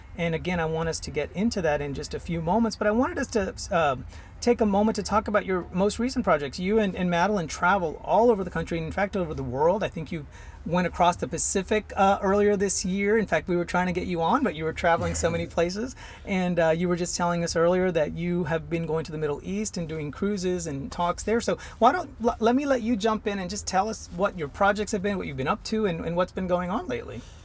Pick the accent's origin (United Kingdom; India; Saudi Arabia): India; now in Houston, United States; I'm originally from India